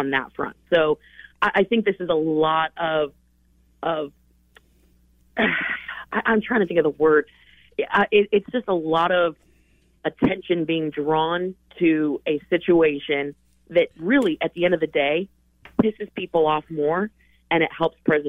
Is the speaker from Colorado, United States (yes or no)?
yes; Colorado, United States; born or raised there; moved away